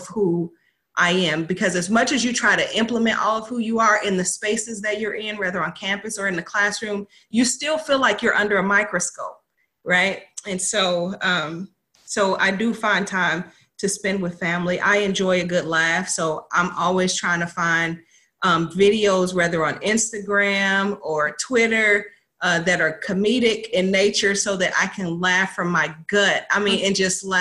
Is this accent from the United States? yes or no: yes; United States; I'm from Southside